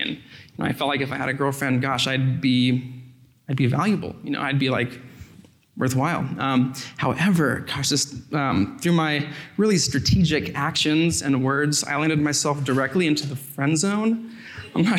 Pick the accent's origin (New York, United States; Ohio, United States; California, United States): California, United States; Sacramento; now in Culver City, United States; I'm from Sacramento, California